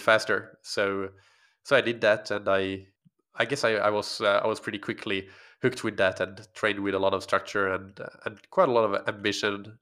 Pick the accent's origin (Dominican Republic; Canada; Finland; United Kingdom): Finland; first language Swedish; English is a second language; moved away as an adult; also born or lived in Helsinki, Finland; grew up in a small community in, uh, actually on an island that belongs to Finland, but is Swedish speaking, so I'm, Swedish is my first language